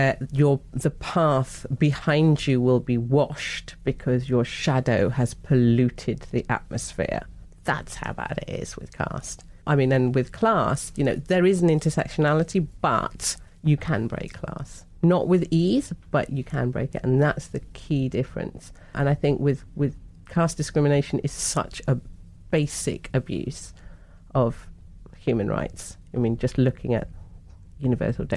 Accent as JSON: {"language": "English", "region": "London", "country": "United Kingdom", "said": "Well, South London"}